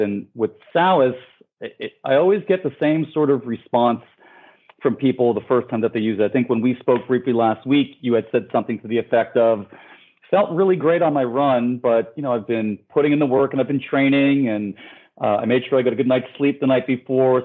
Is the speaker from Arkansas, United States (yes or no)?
no; New York City, New York, United States; moved away as an adult; now in Miami, United States; I'm born and raised in New York, and I'm part of that New York City running community